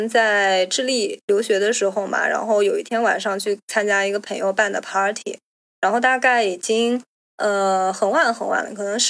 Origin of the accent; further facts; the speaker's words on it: China; 或者说至少不像我们中国人这样子，会从小学、初中、高中，对吧？